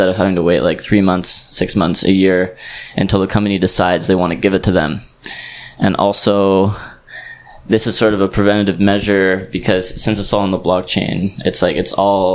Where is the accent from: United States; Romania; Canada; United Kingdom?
Canada; moved away as an adult; also born or lived in Southeast Asia; I'm actually coming from Canada, but I've been living in Southeast Asia for around a year now